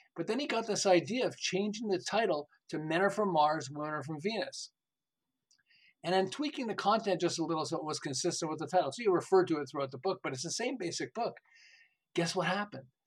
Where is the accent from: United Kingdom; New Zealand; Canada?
Canada; Montreal, Quebec; moved away as an adult; now in Southern California, United States; I'm originally from Montreal. I live in Southern California. We've lived here for about 36 years.